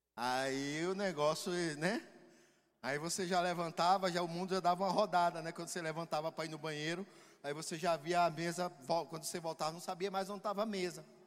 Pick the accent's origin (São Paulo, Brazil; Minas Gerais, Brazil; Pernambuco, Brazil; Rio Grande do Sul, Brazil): Pernambuco, Brazil; moved away; E a gente sempre que retorna ao Nordeste, que é de onde nós somos, eu sou pernambucano